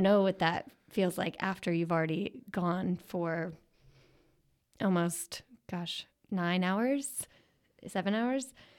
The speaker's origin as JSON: {"language": "English", "town": "Philadelphia", "region": "Pennsylvania", "country": "United States", "tie": "born or raised there", "said": "growing up in Philly"}